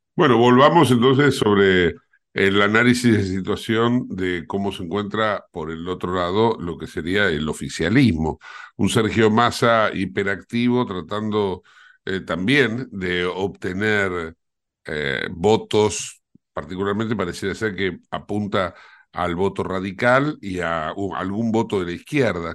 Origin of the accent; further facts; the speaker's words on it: Argentina; somos los argentinos